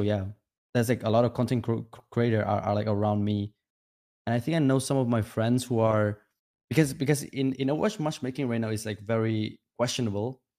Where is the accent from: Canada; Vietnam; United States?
Vietnam; English is a second language; now in Czech Republic; I was born in Vietnam, uh, and I was living in village with my grandma